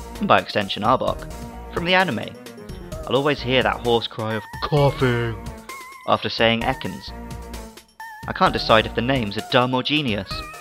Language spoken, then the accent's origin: English; United Kingdom; As a British 90s kid